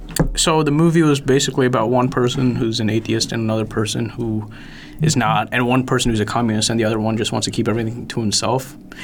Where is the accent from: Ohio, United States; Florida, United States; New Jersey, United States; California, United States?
New Jersey, United States; now in Texas, United States